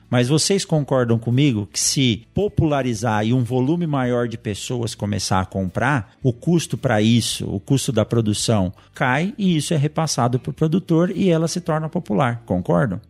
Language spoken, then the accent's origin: Portuguese; São Paulo, Brazil; now in Sinop, Brazil; hoje eu moro em Sinop, mas nasci em São Paulo